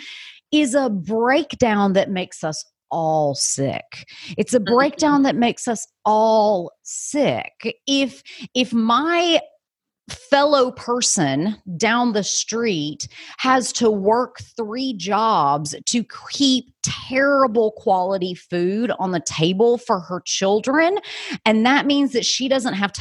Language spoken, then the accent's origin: English; United States; I, as an American